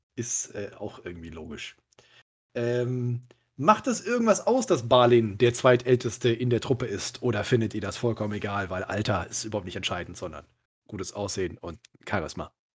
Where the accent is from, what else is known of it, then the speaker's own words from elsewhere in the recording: Cologne, North Rhine-Westphalia, Germany; mich als gebürtiger Köln